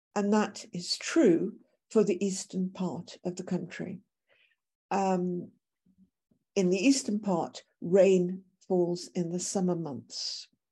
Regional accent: United Kingdom; moved away as an adult; now in South Africa; I originally came to South Africa, I'm British by birth

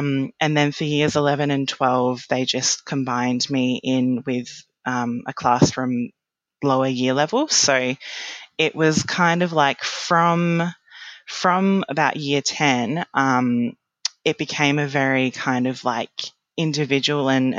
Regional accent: Adelaide, South Australia, Australia; I'm from Adelaide. I'm from South Australia. So in Adelaide, you start high school in year eight

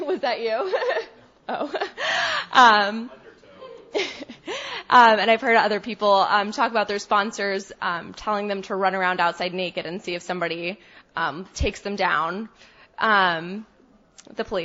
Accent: Texas, United States; moved away; also born or lived in Boston; I'm from Texas

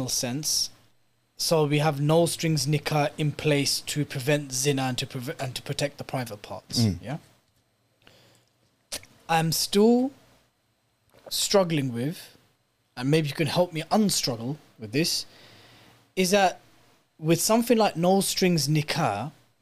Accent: United Kingdom; growing up in British state schools and maybe not in the most Islamic environments

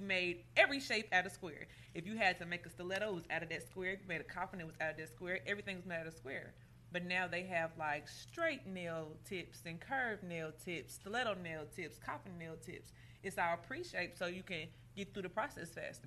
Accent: Chicago, Illinois, United States; now in Indianapolis, United States; I was born in Chicago

